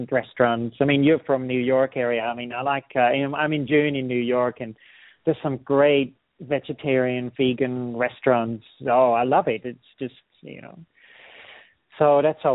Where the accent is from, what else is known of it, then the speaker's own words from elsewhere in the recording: Netherlands; moved away; I'll be teaching in Holland next year again, where I'm originally from, and I'm working on actually teaching from my hometown where I was born